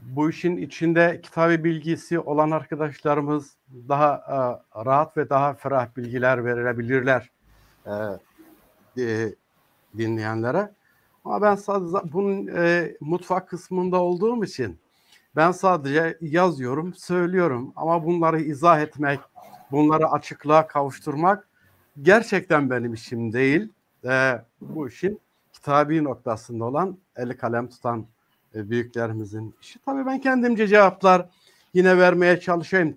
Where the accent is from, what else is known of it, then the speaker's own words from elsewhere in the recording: Çamlıbel, Tokat, Turkey; Ben Tokatlıyım. Ee, Tokat'ın Çamlıbel nahiyesinde dünyaya geldim.